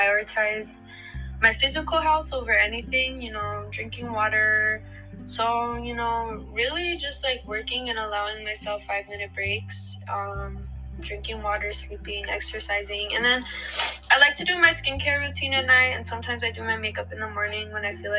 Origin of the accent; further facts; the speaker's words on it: New Mexico, United States; moved away as an adult; now in Philadelphia, United States; I am originally from New Mexico, specifically Socorro and Santa Fe